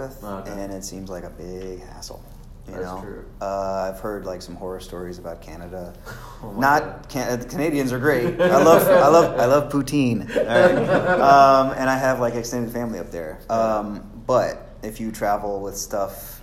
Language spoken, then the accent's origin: English; Houston, Texas, United States; my hometown